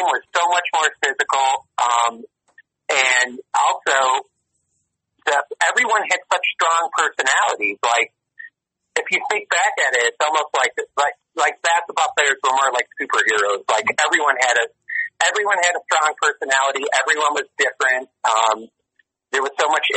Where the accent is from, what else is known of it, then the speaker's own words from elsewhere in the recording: Chicago, Illinois, United States; I'm from Chicago